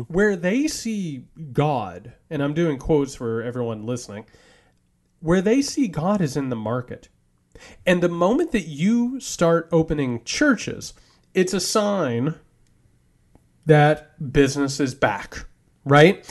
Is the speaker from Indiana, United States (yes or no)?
yes; southern Indiana, United States; moved away as an adult; also born or lived in southern Georgia; now in Georgia, United States; I grew up in southern Indiana